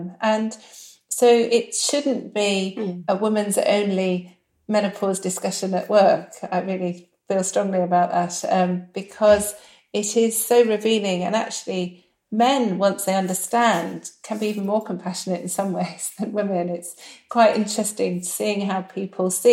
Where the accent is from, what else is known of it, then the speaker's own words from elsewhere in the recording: United Kingdom; we're very British